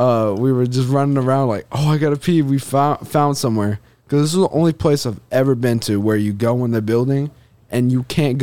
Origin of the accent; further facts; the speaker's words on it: Indiana, United States; It's because I'm from Indiana.